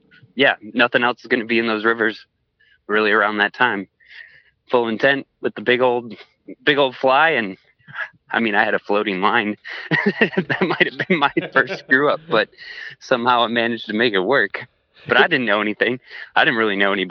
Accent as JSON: {"language": "English", "area": "Polk County, near the St. Croix", "region": "Wisconsin", "country": "United States", "tie": "born or raised there", "said": "I grew up in Polk County, which is not too far from the St. Croix"}